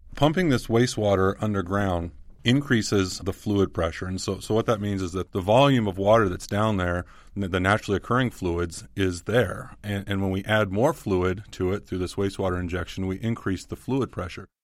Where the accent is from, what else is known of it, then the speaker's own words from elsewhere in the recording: Southern California, United States; I grew up in Southern California